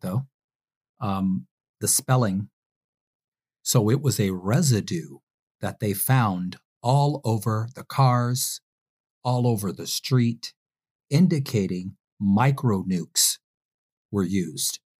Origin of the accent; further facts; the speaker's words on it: Detroit, Michigan, United States; my hometown of Detroit